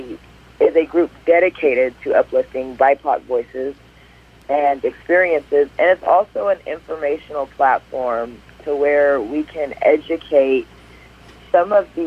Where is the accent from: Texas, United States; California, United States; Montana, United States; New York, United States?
Texas, United States; Wichita Falls; moved away as an adult; now in Bend, United States; I moved here from Texas, Wichita Falls to be correct, where I was born and raised